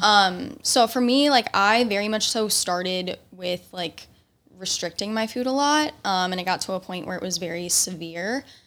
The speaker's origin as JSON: {"language": "English", "region": "Indiana", "country": "United States", "moved": "yes", "said": "I'm from Indiana"}